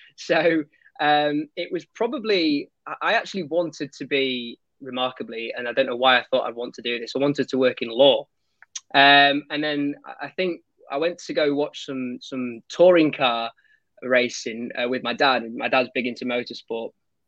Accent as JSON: {"language": "English", "town": "Pontefract", "region": "Yorkshire and the Humber", "country": "United Kingdom", "tie": "born or raised there", "said": "Yeah, well, I'm Yorkshire born and bred, although my accent, as my friends tell me, doesn't really suggest that. I'm from Pontefract, if anybody knows where that is."}